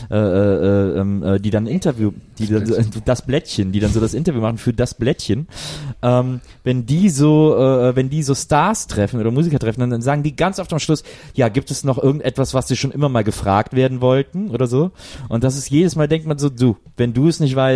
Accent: Westerland, Schleswig-Holstein, Germany; Ich muss zurück in meine Heimat. Nach Westerland.

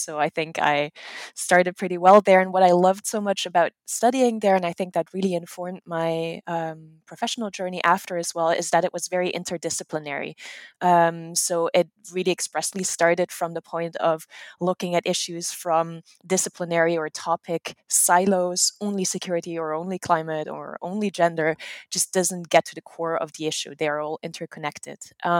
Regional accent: Netherlands; English is a second language; now in United States; I am from the Netherlands. My mom is German-American, so there is a little bit of a family connection to the US.

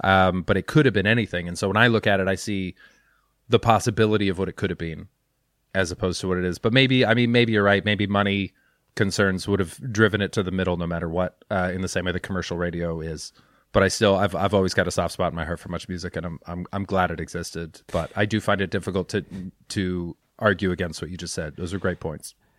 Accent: Canada

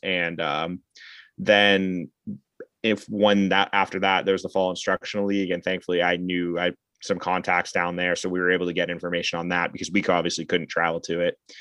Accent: Massachusetts, United States; I'm from the Massachusetts.

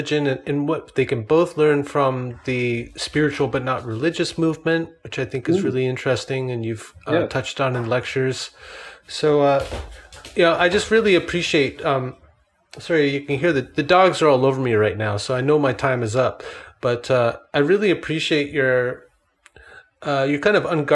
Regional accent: Canada; I'm Canadian

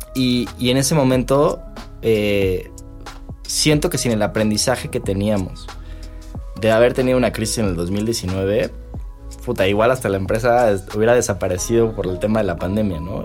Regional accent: Mexico; como mexicano

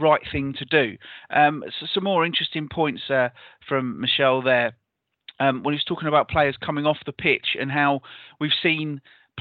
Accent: near Canterbury, South East England, United Kingdom; where I grew up near Canterbury wasn't particularly particularly culturally diverse

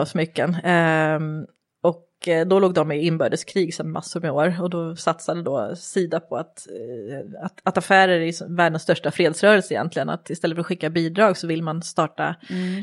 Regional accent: Järfälla, Stockholm County, Sweden; Jag är uppvuxen i Järfälla, eh, så jag är en förortstjej

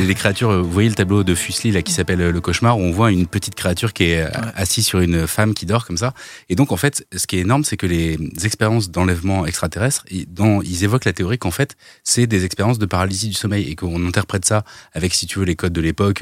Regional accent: Normandy, France; j'ai grandi en Normandie

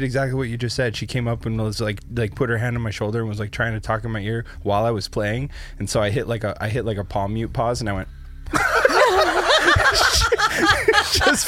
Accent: Canada; also born or lived in United States; I was a kid born in America, living in Canada

